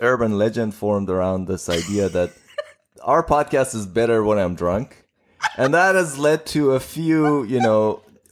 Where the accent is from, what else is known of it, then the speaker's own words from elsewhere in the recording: Tehran, Tehran Province, Iran; now in Pittsburgh, United States; I'm from Tehran, Iran